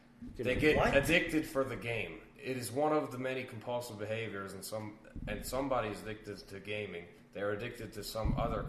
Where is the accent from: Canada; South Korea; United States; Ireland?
Canada; I am Canadian.